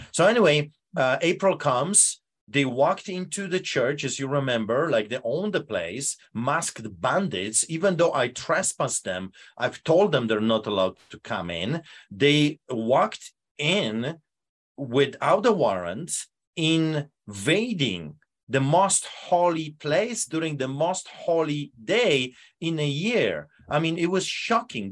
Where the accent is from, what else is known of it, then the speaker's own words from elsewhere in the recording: Poland; English is a second language; now in Canada; behind the Iron Curtain, uh, Poland